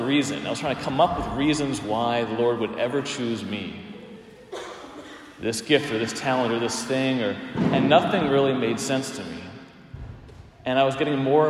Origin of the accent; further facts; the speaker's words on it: Palmyra, Pennsylvania, United States; moved away; also born or lived in Emmitsburg, Maryland; I was driving from Emmitsburg, Maryland to Palmyra, Pennsylvania